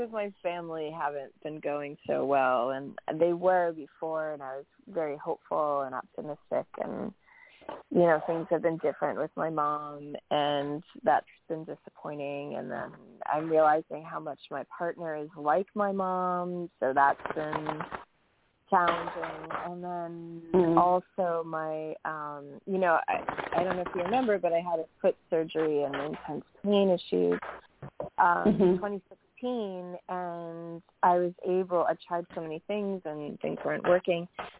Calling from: New York, United States; Hi, … from New York.

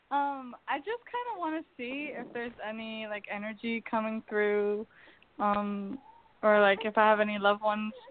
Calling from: Jacksonville, Florida, United States; Um, I'm calling from Jacksonville

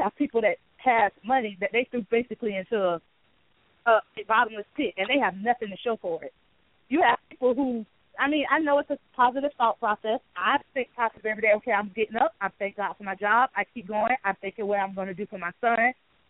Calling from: Jacksonville, Florida, United States; I'm coming from Jacksonville.

